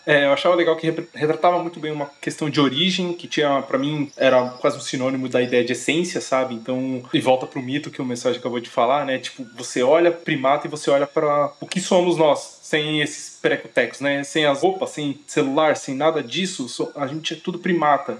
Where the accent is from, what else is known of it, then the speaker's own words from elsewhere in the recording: ABC region of São Paulo, Brazil; Nós somos aqui do ABC de São Paulo